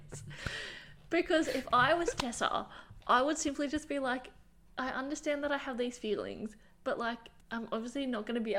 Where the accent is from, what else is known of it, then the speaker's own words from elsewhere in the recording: Scotland, United Kingdom; Well, I'm Scottish, so whatever that is.